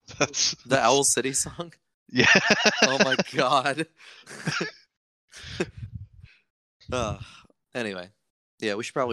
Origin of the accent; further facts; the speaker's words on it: Virginia, United States; I grew up in Virginia where sort of everybody has more of an accent like this kind of thing, um, which I tried to break myself of super early